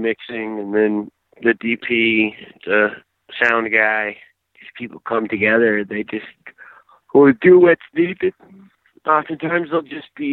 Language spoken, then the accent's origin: English; Atlanta, Georgia, United States; I grew up in Atlanta, so we are the home of hip hop and rap music